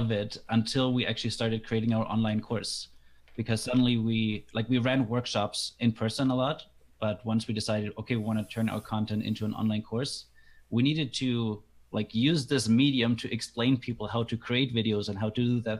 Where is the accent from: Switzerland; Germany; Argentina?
Germany; English is a second language; moved away as an adult; now in Canada